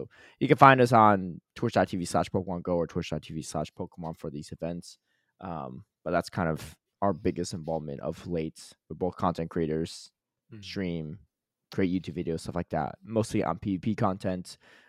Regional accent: United States; We're both from the United States. So, of course, our perspective is definitely skewed towards that.

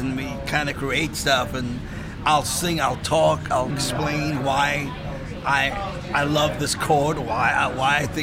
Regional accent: South Africa

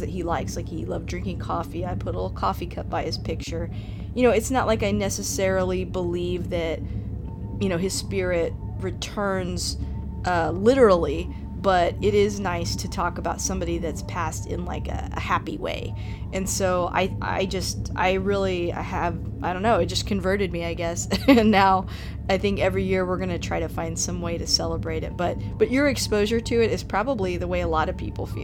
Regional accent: United States; even though I am Mexican American, I was born here, and my parents didn't really celebrate it.

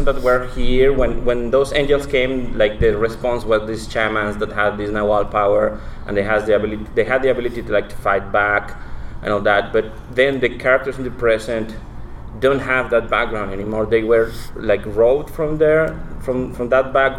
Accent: Mexico City, Mexico; I'm from Mexico City

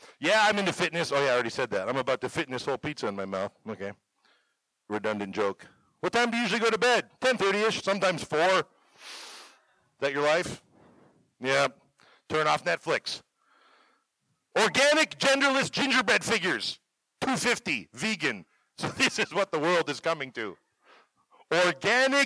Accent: Canada; moved away as an adult; also born or lived in Gordon, Nebraska; now in Chadron, United States; I am from Canada

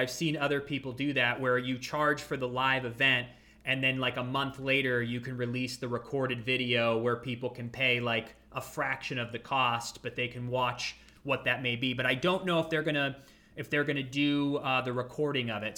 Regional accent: Ashtabula, Ohio, United States; moved away as an adult; also born or lived in Los Angeles, California; I grew up in Ashtabula, Ohio. So that's the northeastern part of Ohio

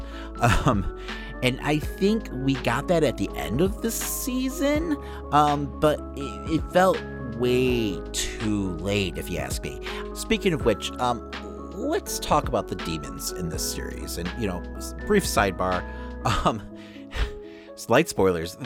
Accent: Chicago, Illinois, United States; I'm from Chicago

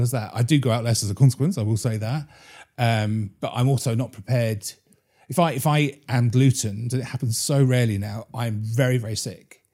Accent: Bury St Edmunds, East of England, United Kingdom; my hometown is Brayton Edmonds

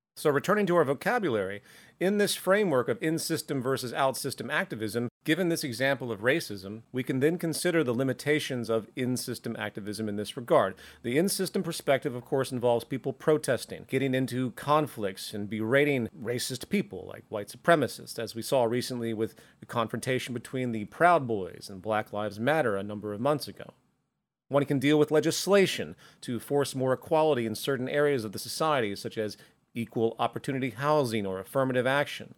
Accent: the South of the US, United States; I grew up in the South of the U S

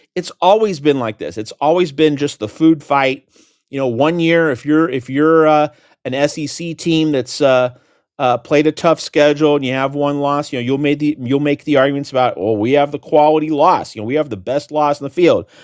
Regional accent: Phoenix, Arizona, United States; moved away; also born or lived in Seattle, Washington; born in, in Phoenix, and lived in Seattle for about twenty years

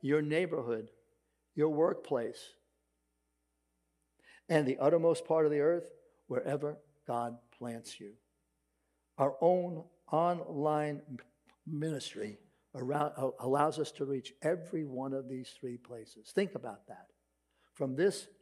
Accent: New York City, New York, United States; accent: Brooklyn; my Brooklyn accent

